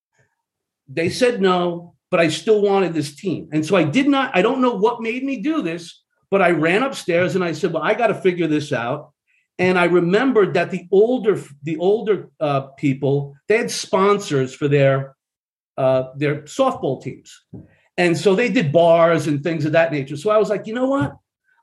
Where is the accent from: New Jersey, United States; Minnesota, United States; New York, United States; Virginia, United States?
New York, United States; Long Island; moved away; I was brought up in Long Island, New York.